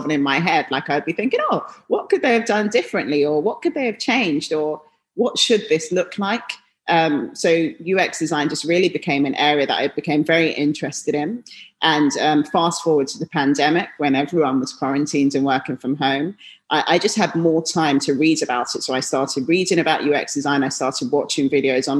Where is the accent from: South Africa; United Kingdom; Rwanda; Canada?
United Kingdom; London; moved away as an adult; now in New York, United States; I grew up in London